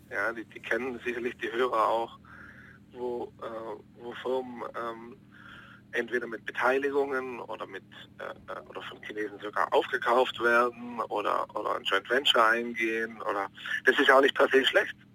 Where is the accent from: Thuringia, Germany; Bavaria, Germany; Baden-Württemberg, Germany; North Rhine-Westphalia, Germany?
Baden-Württemberg, Germany; Hechingen; klar, ich komme daher, ich mag meine Heimatstadt, das ist ein bisschen auch eine Liebeserklärung an meine Heimatstadt Hechingen.